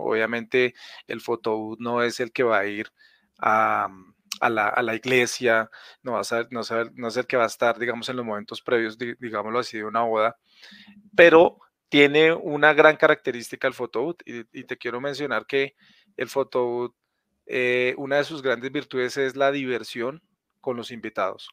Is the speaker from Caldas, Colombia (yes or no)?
no; Villavicencio, Meta, Colombia; now in Bogotá, Colombia; yo nací en Villavicencio, pero hace muchos años vivo en Bogotá